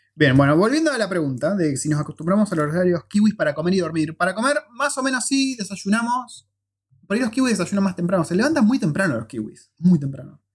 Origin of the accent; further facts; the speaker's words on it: Argentina; moved away as an adult; now in New Zealand; nos fuimos de Argentina por, eh, porque veíamos que no había futuro